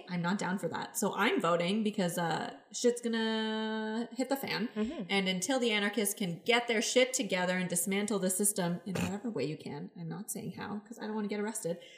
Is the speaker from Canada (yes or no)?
yes; Mississauga, Ontario, Canada; moved away as an adult; now in Toronto, Canada; we are both from Mississauga.